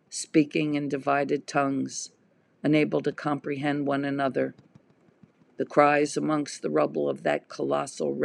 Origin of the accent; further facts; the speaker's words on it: United States; I am an American artist